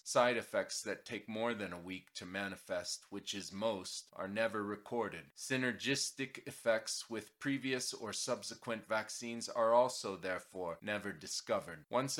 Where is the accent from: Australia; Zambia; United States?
United States; Portland, Oregon; Dr. Paul Thomas is a pediatrician in my hometown of Portland, Oregon.